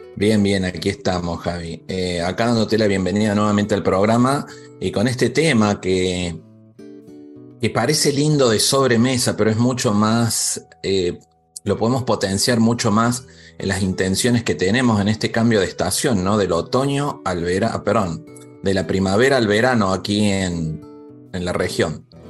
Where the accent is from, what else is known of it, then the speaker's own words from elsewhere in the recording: Córdoba, Argentina; en mi provincia natal, Córdoba, Argentina